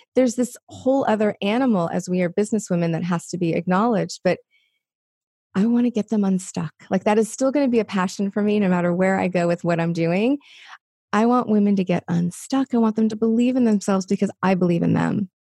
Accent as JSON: {"language": "English", "town": "Los Angeles", "region": "California", "country": "United States", "tie": "born or raised there", "said": "I grew up in Los Angeles"}